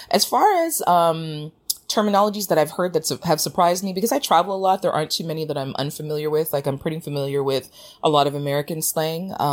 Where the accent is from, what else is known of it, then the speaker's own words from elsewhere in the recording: Jamaica; also born or lived in Canada; lending some of the slang terminology that I know, both being Jamaican and having spent part of my life in Canada.